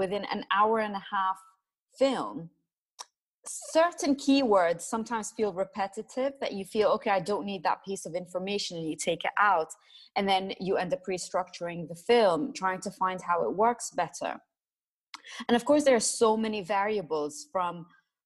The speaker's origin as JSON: {"language": "English", "country": "Jordan", "tie": "born or raised there", "also_born_or_lived": "Iraq / Italy", "moved": "as an adult", "said": "I am Iraqi, but I grew up in Jordan, went to school there."}